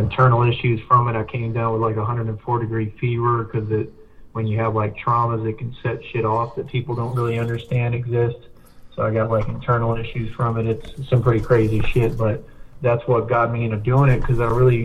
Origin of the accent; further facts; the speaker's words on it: Austin, Texas, United States; also born or lived in San Antonio, Texas; I was born in Austin, but right now I live, like, near San Antonio area